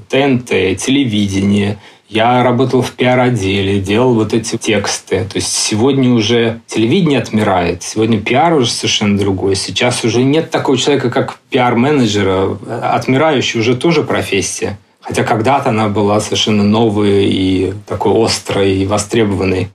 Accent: Russia; moved away as an adult; also born or lived in London; now in Barcelona, Spain; я из России

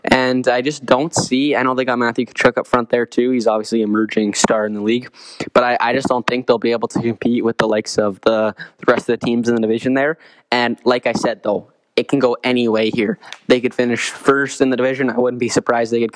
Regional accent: Vancouver, British Columbia, Canada; my hometown team, my favorite team, the Vancouver Canucks

